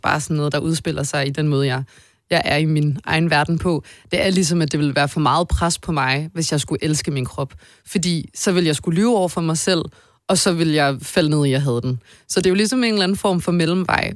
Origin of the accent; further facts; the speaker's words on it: Odense, Southern Denmark, Denmark; now in Copenhagen, Denmark; jeg er fra Odense og flyttede til København lige så snart jeg kunne